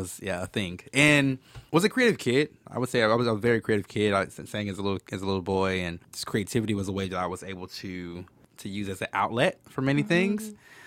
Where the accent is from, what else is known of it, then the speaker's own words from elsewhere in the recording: Dallas, Texas, United States; born and raised in Dallas-Fort Worth.